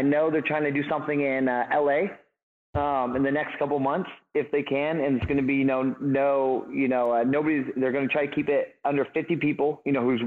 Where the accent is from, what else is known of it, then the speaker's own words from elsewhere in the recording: Humboldt County, California, United States; And I'm born and raised in Humboldt County. So I've lived here my whole life